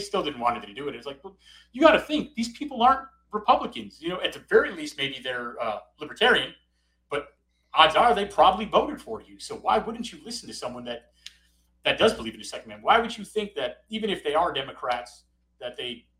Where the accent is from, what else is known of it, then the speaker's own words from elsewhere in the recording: Chicago, Illinois, United States; now in Corpus Christi area, Texas, United States; I grew up in Chicago